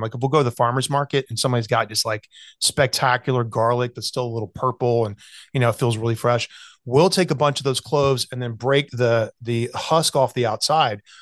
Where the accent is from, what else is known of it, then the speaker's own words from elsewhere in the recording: Greenville, South Carolina, United States; moved away; growing up in South Carolina